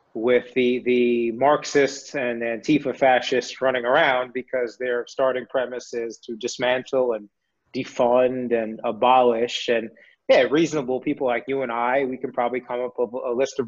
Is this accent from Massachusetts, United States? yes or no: no; New York City, New York, United States; moved away; I grew up in New York City